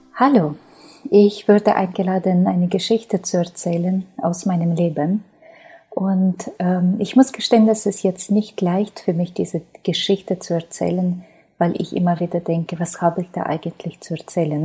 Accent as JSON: {"language": "German", "country": "Ukraine", "tie": "born or raised there", "second_language": "German", "moved": "as an adult", "lives_now": "Germany", "said": "Ich bin in Ukraine geboren, bin jetzt ähm, 41 Jahre alt"}